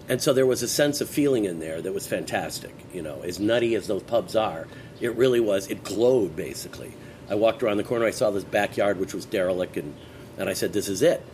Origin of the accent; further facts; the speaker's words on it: Westchester County, New York, United States; now in Santa Monica, United States; I grew up on the East Coast. Ironically, Miles and I have a very similar background. We both grew up in Westchester County